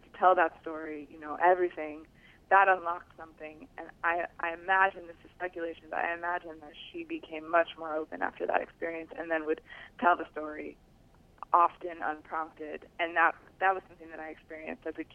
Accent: Newton, Massachusetts, United States; also born or lived in Boston; And I was born in Boston. And the book starts with my life as a typical American Jewish girl living in a suburb, Newton, Mass.

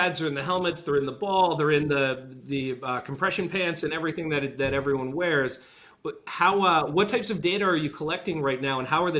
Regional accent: Rhode Island, United States; I grew up in Rhode Island

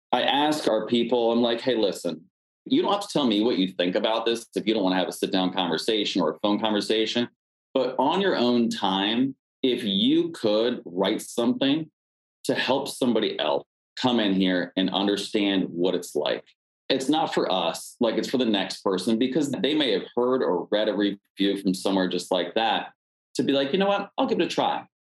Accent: Pennsylvania, United States; now in Washington, D.C., United States; I'm originally from Pennsylvania

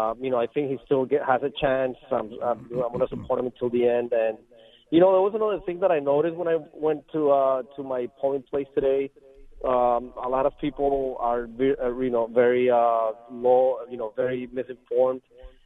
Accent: Colombia; now in United States; It's sometimes I think of me as an immigrant. I moved from Colombia about 34 years ago.

